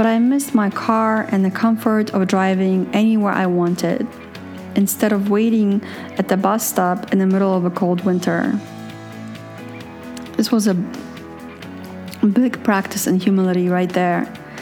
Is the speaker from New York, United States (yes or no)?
yes; New York City, New York, United States; moved away as an adult; now in Poland; I moved to the US from Europe when I was a kid and didn't remember how to be European anymore. I was an American. Raised in Brooklyn, Queens, Manhattan.